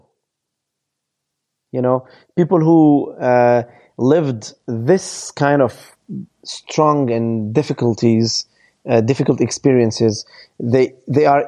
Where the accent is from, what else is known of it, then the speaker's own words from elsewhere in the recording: France; also born or lived in Lebanon; I lived all my life in France